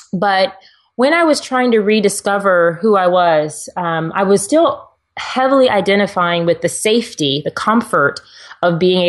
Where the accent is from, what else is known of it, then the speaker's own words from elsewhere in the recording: Texas, United States; And yes, I'm a girl who drives a truck because I'm from Texas.